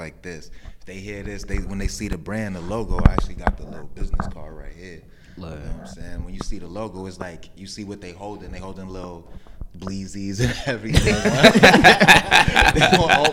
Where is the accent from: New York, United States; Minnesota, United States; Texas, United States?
New York, United States; New York City; I'm from Lower East Side, Manhattan